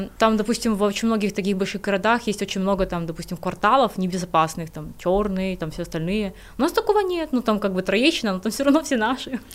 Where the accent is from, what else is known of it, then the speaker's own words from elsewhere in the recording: Kyiv, Ukraine; я из Киева, я родилась в Киеве, Украина моя страна